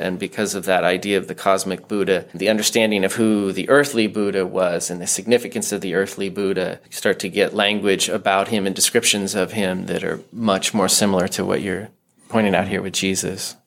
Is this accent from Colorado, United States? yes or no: yes; Denver, Colorado, United States; moved away as an adult; also born or lived in Santa Barbara; growing up in Denver and then doing my PhD in Santa Barbara on the left coast